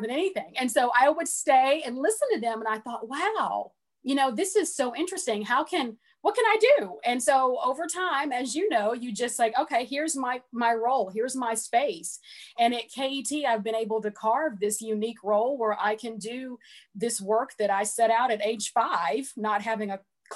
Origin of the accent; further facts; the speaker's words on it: Portland, Tennessee, United States; moved away as an adult; now in Kentucky, United States; I'm originally from a small rural town called Portland, Tennessee, which is about 30 minutes north of Nashville.